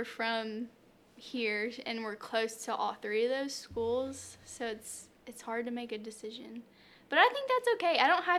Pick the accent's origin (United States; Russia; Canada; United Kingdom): United States; Mississippi; we're from Mississippi